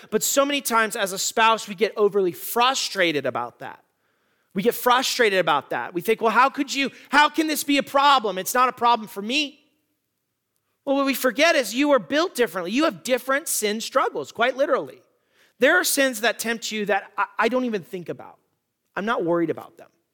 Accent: Tucson, Arizona, United States; In my hometown of Tucson, there are the Catalina Mountains

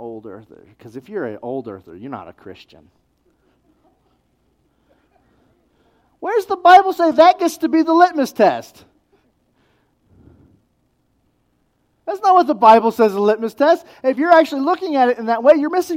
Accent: New Mexico, United States; I'm from New Mexico

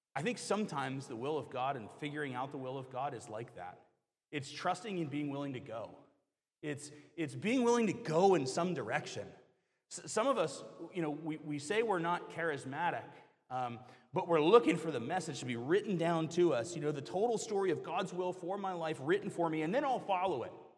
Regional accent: the South, United States; moved away; I grew up in the South

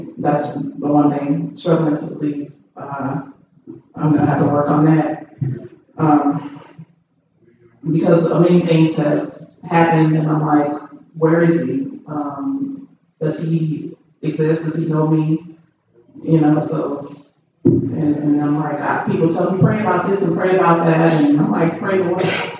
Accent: Texas, United States; I'm only here from Texas. I've been here a year already.

